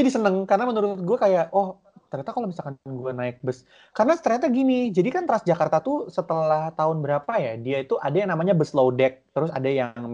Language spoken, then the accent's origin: Indonesian; Cibubur, Indonesia; Sementara kalau misalkan kayak kita orang Cibubur tuh cuma nunggu harus nunggu LRT.